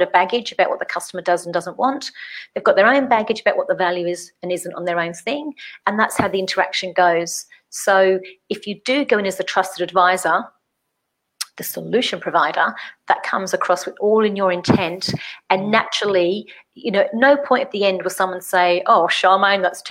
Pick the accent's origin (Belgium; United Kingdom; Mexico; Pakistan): United Kingdom; England; I'm English